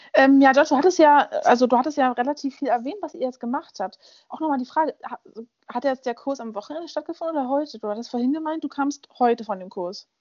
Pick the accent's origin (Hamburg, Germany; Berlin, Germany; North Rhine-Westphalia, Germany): Berlin, Germany; Ich bin in Berlin aufgewachsen